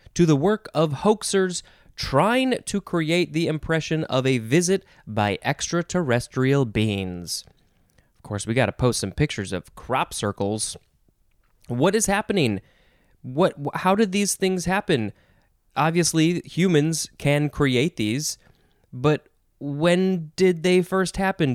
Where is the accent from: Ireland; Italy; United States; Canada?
United States; an American person